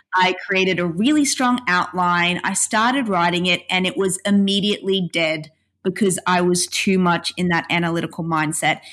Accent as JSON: {"language": "English", "country": "Australia", "said": "being Australian"}